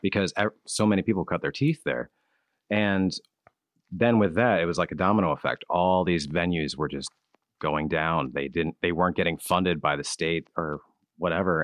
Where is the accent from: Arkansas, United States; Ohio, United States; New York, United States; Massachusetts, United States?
Ohio, United States; now in Pennsylvania, United States; I'm actually from Ohio